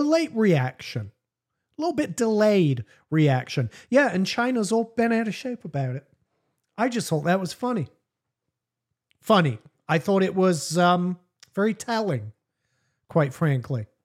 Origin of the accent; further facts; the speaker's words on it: England, United Kingdom; I'm English